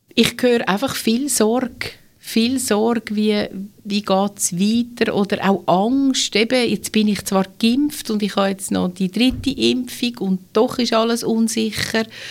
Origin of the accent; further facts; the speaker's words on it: Switzerland; bei uns in der Schweiz